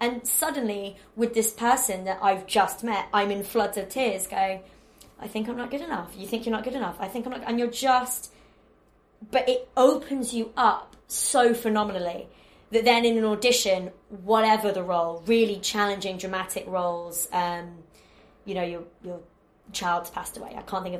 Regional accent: Warrington, North West England, United Kingdom; But, yeah, I'm from Warrington, which is in between Liverpool and Manchester. And the Northern way of love, which is a bit Billy Elliot, is, if I like you, I will take the pee out of you so hard

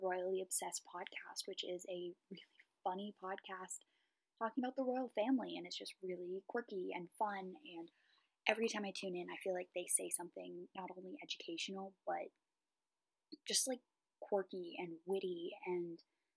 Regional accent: Raleigh, North Carolina, United States; I'm from the Raleigh area

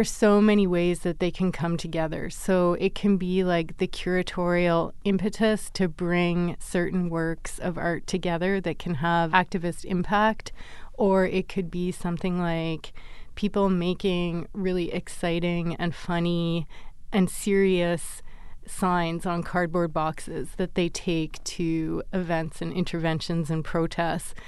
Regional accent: Vancouver, British Columbia, Canada; I grew up in Vancouver

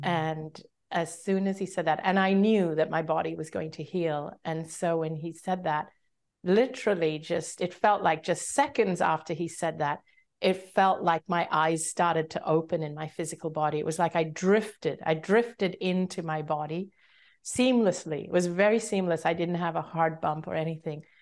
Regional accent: Hong Kong; also born or lived in Singapore; I grew up in Hong Kong

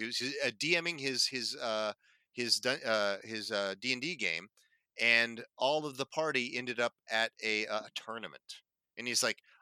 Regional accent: Northern California, United States; As a Californian and a Northern Californian

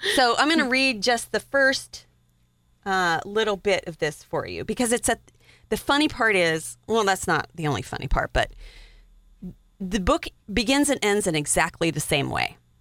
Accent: Wyoming, United States; I'm from Wyoming

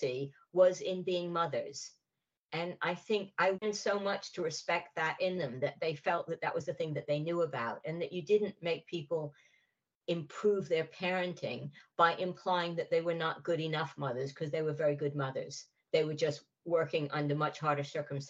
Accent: United States; moved away as an adult; also born or lived in California; now in United Kingdom; being American and not having a class-based accent

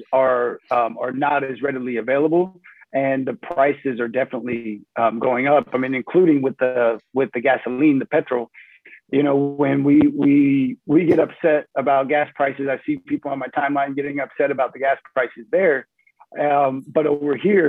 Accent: Indianapolis, Indiana, United States; moved away as an adult; now in Germany; I come from Indianapolis

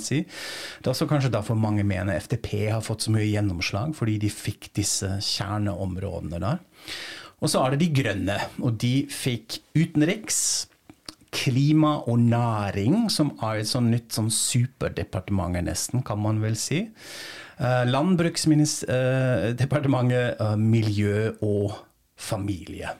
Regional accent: Frankfurt, Hesse, Germany; moved away; i min hjemby Frankfurt

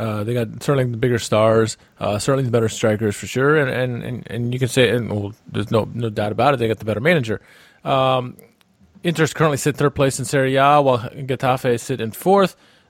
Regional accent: United States; As an American

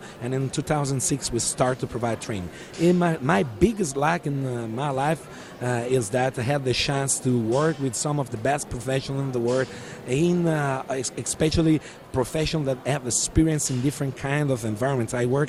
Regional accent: Italy; born there; also born or lived in Africa; So my story is a simple story. I was born in Italy, and I grew up in Africa.

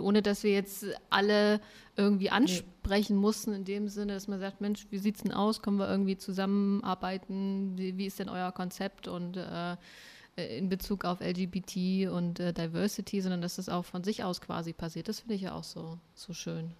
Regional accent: Germany; ich bin zwar in der DDR geboren

